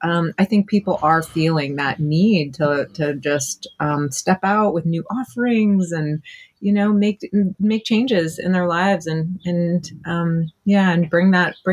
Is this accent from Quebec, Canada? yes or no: yes; Montreal, Quebec, Canada; I was born and raised in Montreal